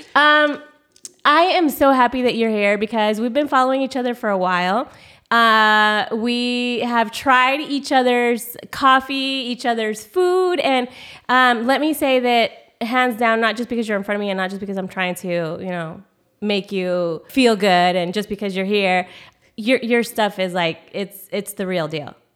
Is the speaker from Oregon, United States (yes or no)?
yes; Central Oregon, United States; moved away; I'm an Oregon country girl. I was born and raised in a small itty bitty town, Central Oregon